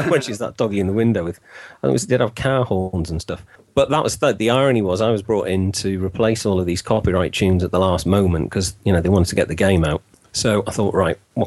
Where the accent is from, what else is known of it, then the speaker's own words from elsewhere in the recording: Wales, United Kingdom; I'm actually Welsh. To the age of 9 or 10, I was taught in Welsh